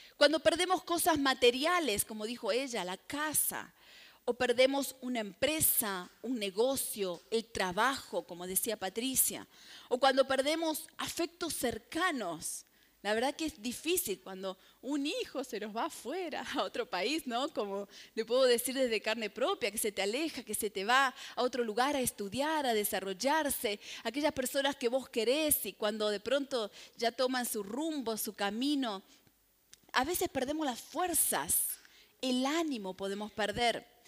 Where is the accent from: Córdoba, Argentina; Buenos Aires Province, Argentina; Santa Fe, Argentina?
Santa Fe, Argentina; Como buena santafesina